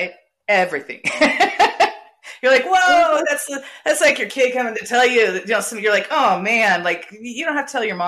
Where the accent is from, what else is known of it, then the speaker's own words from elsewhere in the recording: San Diego, California, United States; I grew up in San Diego